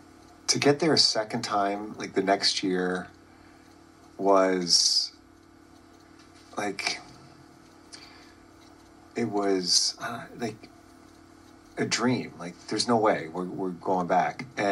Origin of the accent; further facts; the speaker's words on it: Canada; When you're growing up in Canada, you always dream about having your name on the Stanley Cup.